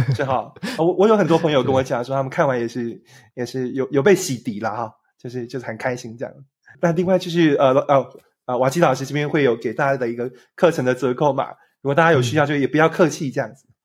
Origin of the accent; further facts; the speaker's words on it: Taiwan; 我从一个台湾来的三十几岁